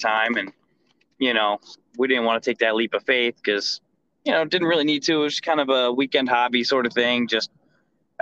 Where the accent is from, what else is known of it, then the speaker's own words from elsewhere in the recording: New Jersey, United States; moved away; growing up in Jersey, we always, my dad always took us to hot dog trucks. They're very popular up there